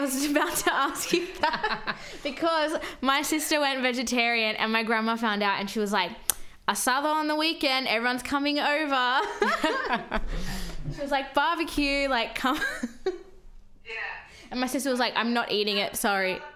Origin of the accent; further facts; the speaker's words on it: Sydney, New South Wales, Australia; I've lived here my whole life. I was born here.